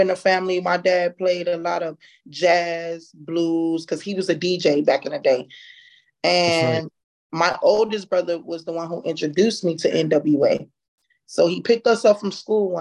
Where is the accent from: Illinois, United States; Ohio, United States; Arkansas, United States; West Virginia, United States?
Illinois, United States; Chicago; moved away; also born or lived in Texas / Syracuse; I'm originally from Chicago